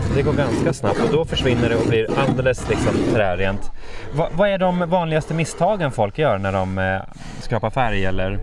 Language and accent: Swedish; Norrland, Jämtland, Sweden; moved away; Jämtland och Norrland, där jag kommer ifrån